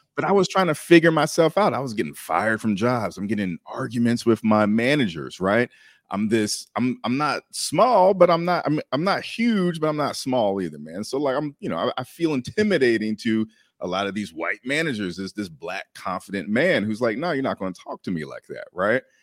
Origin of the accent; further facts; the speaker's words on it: Maryland, United States; I'm originally from Maryland